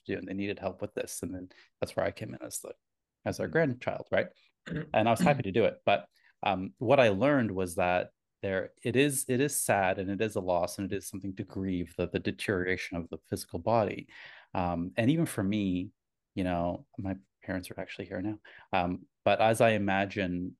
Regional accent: Canada; My heritage, I was born in Canada, but my heritage is Italian

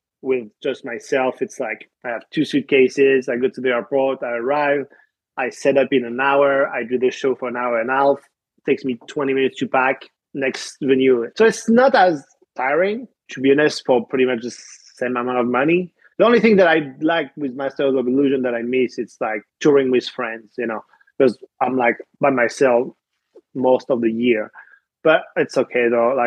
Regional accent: Paris, Île-de-France, France; accent: French; English is a second language; moved away as an adult; now in United States; I'm French. What a surprise. Born and raised in Paris. I moved to the States actually 12 years ago now

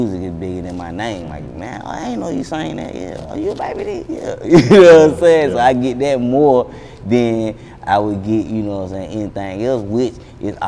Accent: Atlanta, Georgia, United States; I love my city

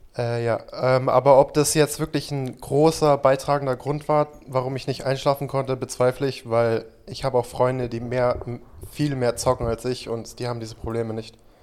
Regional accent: United States; now in Germany; ich bin ja in Amerika aufgewachsen

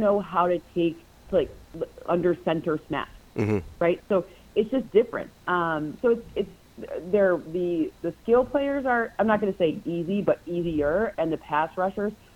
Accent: Big Ten country, Midwest, United States; I'm from Big Ten country

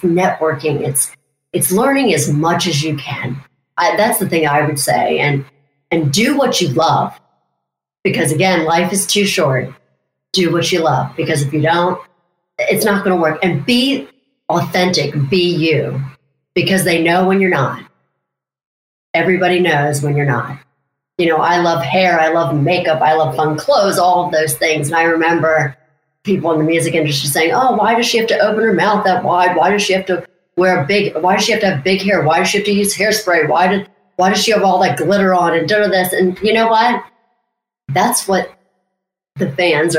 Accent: Mount Airy, Maryland, United States; I come from Mount Airy, Maryland

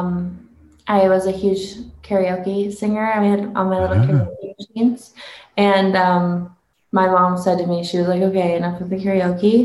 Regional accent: Detroit, Michigan, United States; moved away as an adult; now in Nashville, United States; I grew up there. My dad was from there. My mom was from Ohio

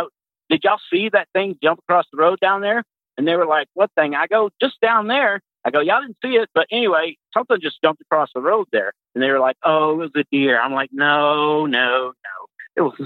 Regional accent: Pasadena, Texas, United States; moved away as an adult; now in Fort Wayne, United States; I was born and raised in Texas, specifically Pasadena.

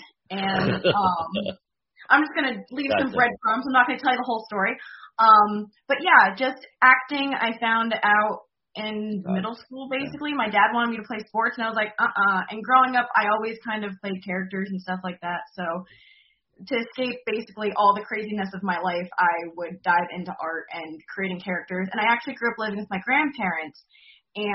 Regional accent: Flemington, New Jersey, United States; my hometown. I grew up in Flemington, New Jersey, where the Lindbergh trial actually happened.

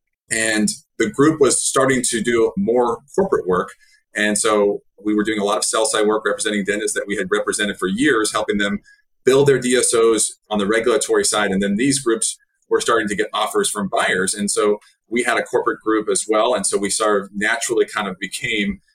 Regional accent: Dallas, Texas, United States; I live in Dallas. I'm from Dallas.

